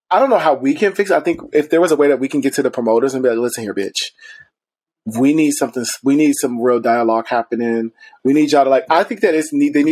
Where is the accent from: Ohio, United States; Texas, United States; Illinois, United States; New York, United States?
Ohio, United States; because I came from Ohio. And I remember coming here, it just was, elitism was real, bitch. You know, we didn't have queer space in Ohio.